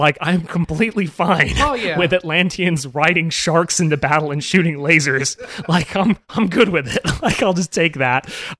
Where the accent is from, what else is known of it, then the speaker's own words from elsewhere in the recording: United Kingdom; now in United States; I sound American, I'm from Britain, I moved around a lot as a kid, and I never realized this about British people until I moved to America